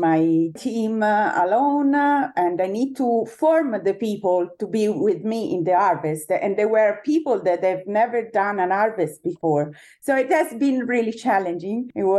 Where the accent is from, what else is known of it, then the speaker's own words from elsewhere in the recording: Lucca, Tuscany, Italy; Born and raised in Tuscany, not in the best wine region ever of Tuscany.